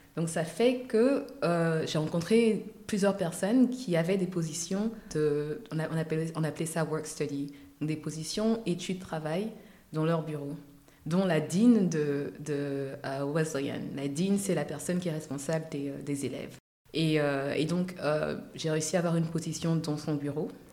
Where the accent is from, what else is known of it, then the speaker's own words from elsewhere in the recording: Abidjan, Côte d’Ivoire; accent: Ivorian; also born or lived in United States; je viens d'Abidjan, qui est censé être, euh, ou de la Côte d'Ivoire